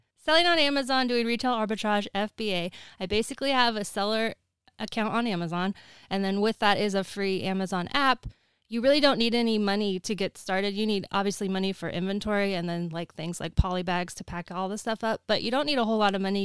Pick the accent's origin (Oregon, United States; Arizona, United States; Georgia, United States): Oregon, United States; moved away as an adult; also born or lived in Los Angeles; I'm originally from Oregon, but I moved down there for college and ended up staying